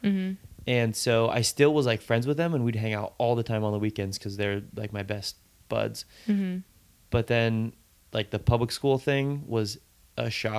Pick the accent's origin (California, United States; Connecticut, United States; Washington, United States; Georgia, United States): California, United States; Capitola; And then like I grew up in Capitola, and then we moved to Live Oak, and then went to Aptos, and then a different part of Aptos, and then Capitola